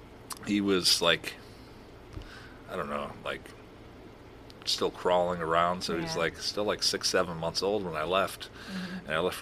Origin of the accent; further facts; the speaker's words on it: Minnesota, United States; I'm from Minnesota